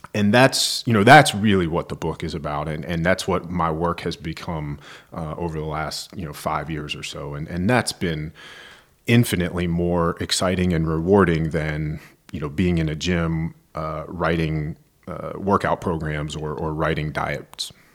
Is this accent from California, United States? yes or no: no; Roanoke, Virginia, United States; I'm a fellow Virginian, so, um, I'm from the western part of the state.